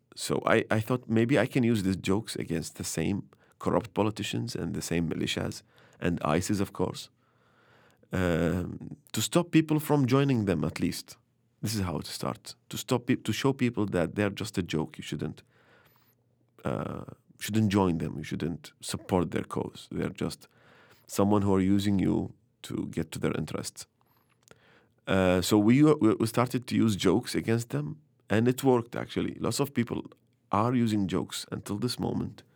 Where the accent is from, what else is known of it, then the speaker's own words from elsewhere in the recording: Baghdad, Baghdad Governorate, Iraq; also born or lived in Mosul; I was born in Baghdad. I was, I was raised between Mosul and Bahar and Baghdad.